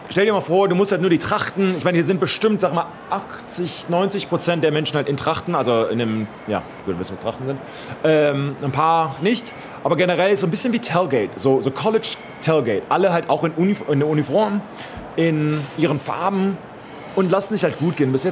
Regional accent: Florida, United States; ich komme ja aus Florida. Ich soll morgen früh zurück nach Florida.

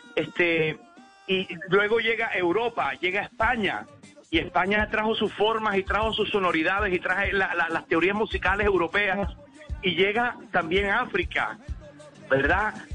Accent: Colombia; como colombianos

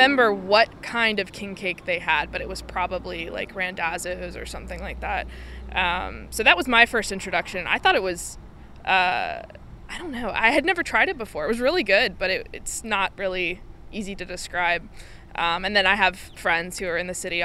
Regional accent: Raleigh, North Carolina, United States; moved away as an adult; now in New Orleans, United States; I am originally from the North Carolina, Raleigh area

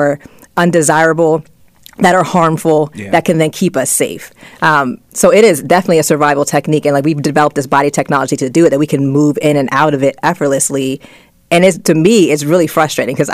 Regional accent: Middletown, United States; I grew up in Middletown

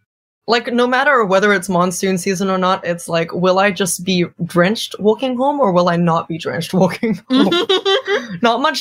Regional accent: Singapore; moved away as an adult; now in Melbourne, Australia; I was born in Singapore, raised in Singapore, and pretty much only came to Melbourne at the end of 2022.

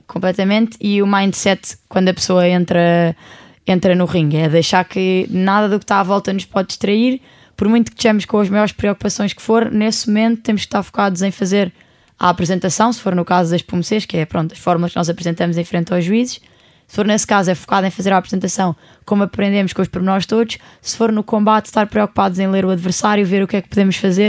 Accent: Portugal; eu sou do outro lado do mundo, venho de Portugal

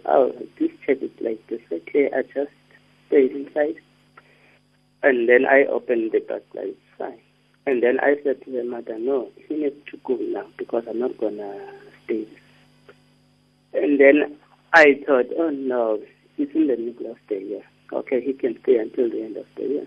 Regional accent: King William's Town, Eastern Cape, South Africa; moved away; I'm from King Williamstown

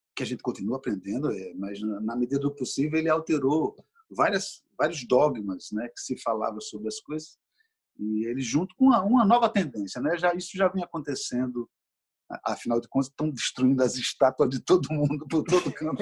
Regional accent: Recife, Pernambuco, Brazil; now in Rio de Janeiro, Brazil; Pernambuco está comigo onde eu for. Tanto é que o Recife que eu trago talvez não exista mais

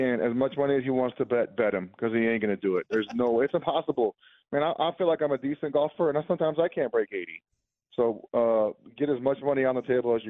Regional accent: New Mexico, United States; So I grew up in New Mexico. I am part of that fan base, just so you know.

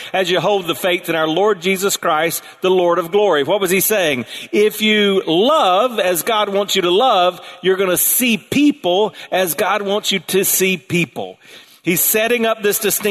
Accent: South Carolina, United States; the water moccasins I grew up around in South Carolina

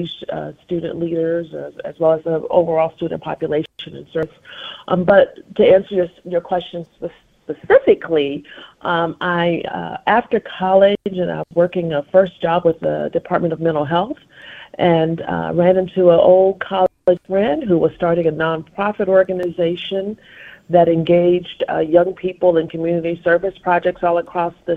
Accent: Ridgeville, South Carolina, United States; I'm a Lowcountry girl. I'm from Ridgeville, which is in Dorchester County, and it's a small town with a big heart.

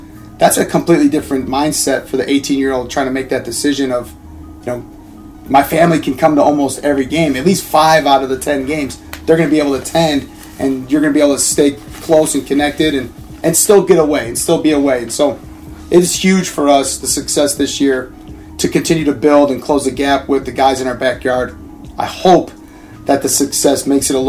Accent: Chicago, Illinois, United States; growing up in Chicago

